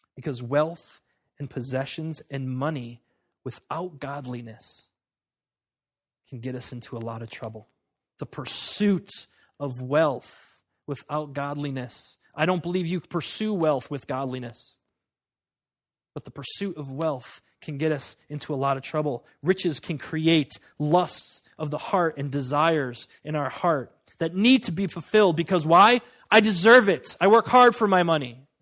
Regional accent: United States; I'm an American

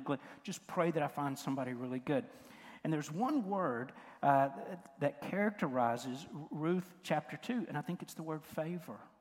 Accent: West Tennessee, United States; I, I grew up in West Tennessee and it was cotton country.

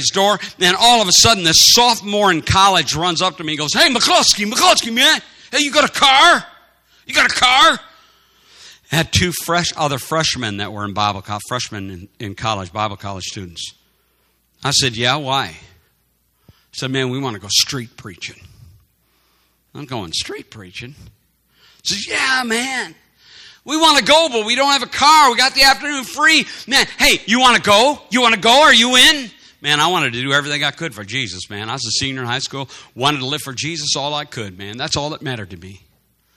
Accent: Madison, Wisconsin, United States; We were growing up in Madison, Wisconsin

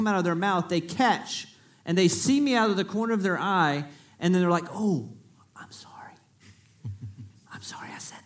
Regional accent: Freeport, Texas, United States; I'm from Freeport, is where I was born. So I am from South Texas.

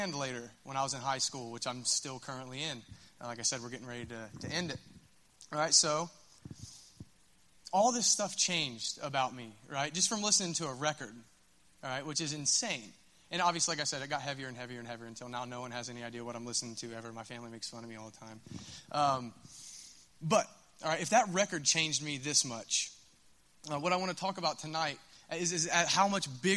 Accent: Minford, Ohio, United States; I'm from Minford

